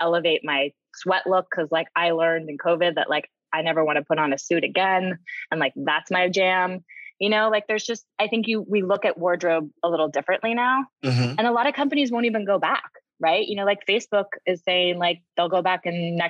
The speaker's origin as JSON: {"language": "English", "town": "San Francisco", "region": "California", "country": "United States", "tie": "born or raised there", "moved": "yes", "said": "I grew up in San Francisco"}